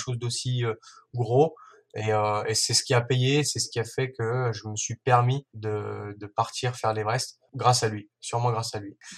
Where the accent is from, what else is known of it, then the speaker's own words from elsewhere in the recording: Ain, Auvergne-Rhône-Alpes, France; moved away as an adult; also born or lived in Savoie; je suis de l'Ain